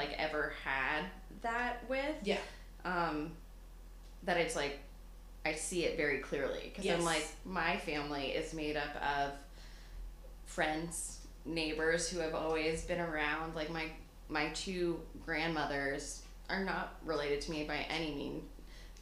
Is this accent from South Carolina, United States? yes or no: no; New York City, New York, United States; I'm from Staten Island, very big Italian culture, big families, family is life.